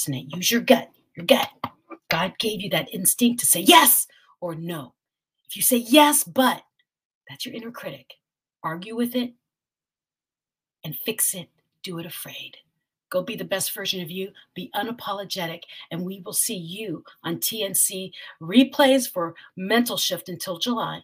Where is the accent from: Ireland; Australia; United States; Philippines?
Philippines; I'm a Filipina.